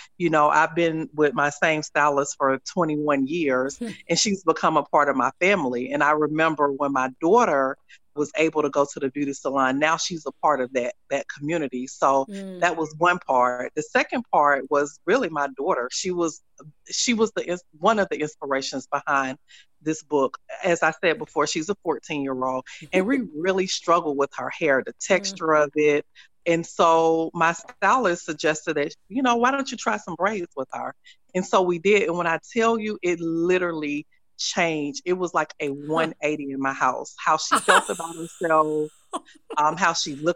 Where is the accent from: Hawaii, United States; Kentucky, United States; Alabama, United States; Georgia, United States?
Alabama, United States; Tuscaloosa; I grew up like in Tuscaloosa, Alabama